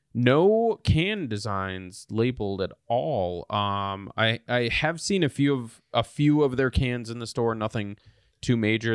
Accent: Wisconsin, United States; moved away; craft, uh, craft beer spot in my hometown.

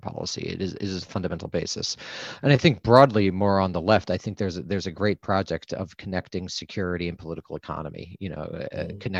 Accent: United States; as an American

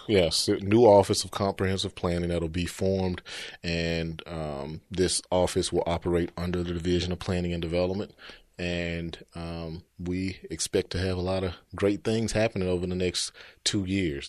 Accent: Memphis, Tennessee, United States; also born or lived in New York; born and raised in Memphis, grew up over in, uh, Oak Haven area, graduated from East High School

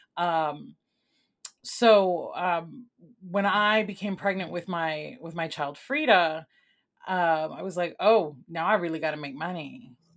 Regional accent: Chicago, Illinois, United States; also born or lived in Mayagüez, Puerto Rico / New York / Vermont / New Hampshire; I was born in Mayagüez, Puerto Rico, and I came to Chicago as a child. And I am, um, grew up here most of my life, C P S graduate

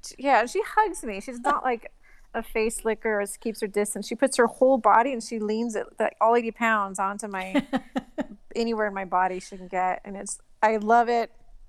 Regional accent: California, United States; moved away as an adult; also born or lived in England / Australia; now in Nicaragua; I'm American, but I haven't lived in the States in 20 years almost. And I actually moved to Nicaragua.

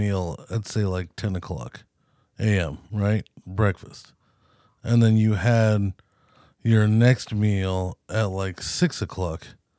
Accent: United States; we're American.

